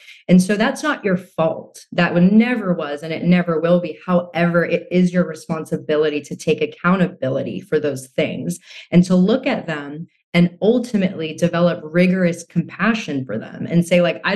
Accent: United States; I grew up in America, I grew up alongside Americans and a very westernized ideals

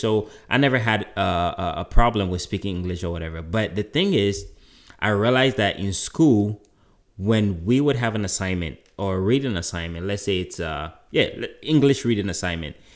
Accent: Kumasi, Ashanti, Ghana; moved away; growing up in Ghana, of course, there were a lot of, um, uh, indigenous religions, right? Or indigenous beliefs. Um, you know, there were even in Kumasi, where I'm from

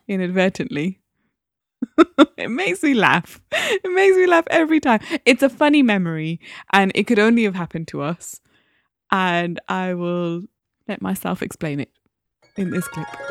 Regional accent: Newcastle upon Tyne, North East England, United Kingdom; born or raised there

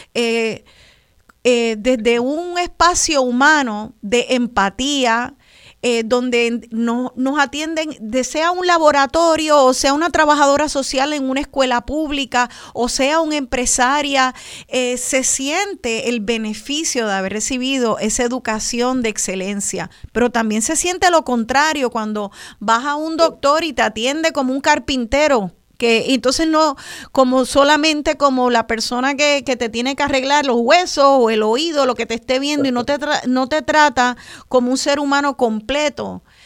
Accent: Puerto Rico

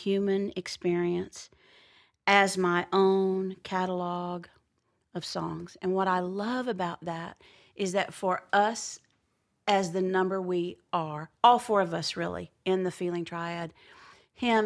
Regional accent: near Azle, Texas, United States; which is really close to where I'm from

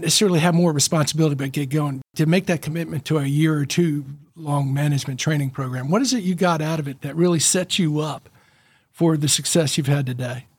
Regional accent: Memphis, Tennessee, United States; now in Chattanooga, United States; I grew up in Memphis

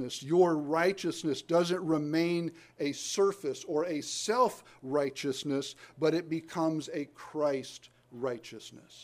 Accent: the South, United States; I'm from the South. I don't claim it, but I'm from it

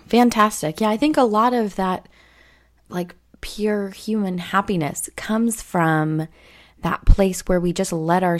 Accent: California, United States; I grew up in Southern California.

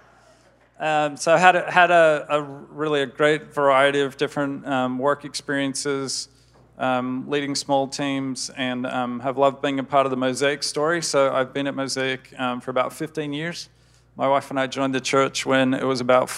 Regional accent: Australia; moved away as an adult; now in United States; Grew up in Australia and was in Australia till I was about 26 before I moved over here to the US

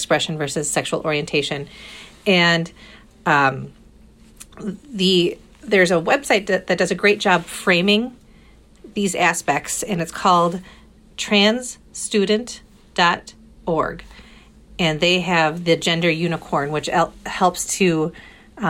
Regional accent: Fond du Lac, Wisconsin, United States; now in Madison, United States; in my hometown of Fond du Lac where I grew up

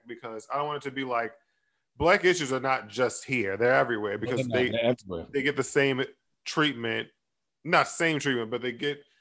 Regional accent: Maryland, United States; moved away as an adult; I grew up in Maryland.

